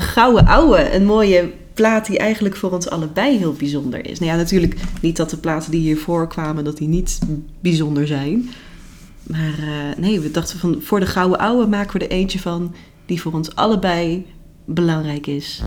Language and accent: Dutch; North Brabant, Netherlands; toen ik opgroeide in Brabant